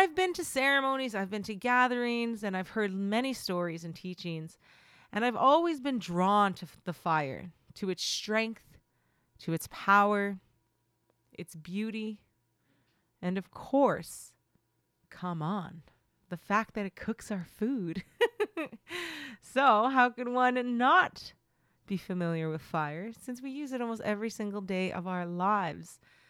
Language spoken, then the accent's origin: English; Manitoba, Canada; I am from the Fish Clan, and my home community is Broken Head Ojibwe Nation.